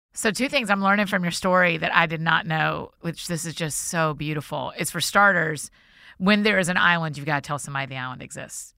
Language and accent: English; Marietta, Georgia, United States; my hometown, Marietta.